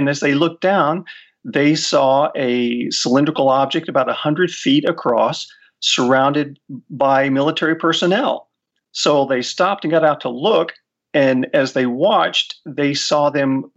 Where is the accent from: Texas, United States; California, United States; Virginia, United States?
Texas, United States; Big Spring; my hometown, Big Spring